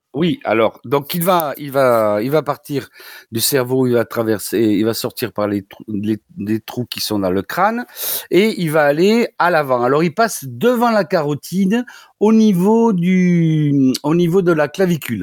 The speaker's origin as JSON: {"language": "French", "town": "Toulouse", "region": "Occitania", "country": "France", "accent": "Toulouse (southern French)", "said": "comme mon accent l'indique, c'est une la, faculté de médecine de Toulouse."}